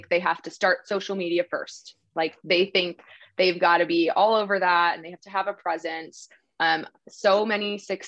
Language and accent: English; New Jersey, United States; moved away as an adult; also born or lived in Dallas, Texas; now in West Texas, United States; So I'm originally from New Jersey, and I moved to Texas 8 years ago